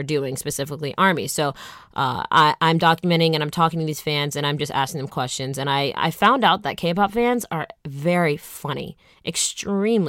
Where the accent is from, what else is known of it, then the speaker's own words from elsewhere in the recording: Atlanta, Georgia, United States; moved away as an adult; also born or lived in Michigan; now in Los Angeles, United States; I'm from Atlanta, Georgia